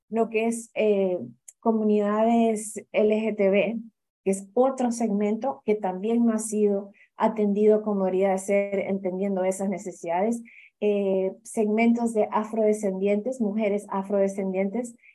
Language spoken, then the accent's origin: Spanish; Honduras; also born or lived in Cuba; yo soy hondureña cubana, entonces tengo una mezcla interesante, pero muy eh, basada en esa migración, ¿no?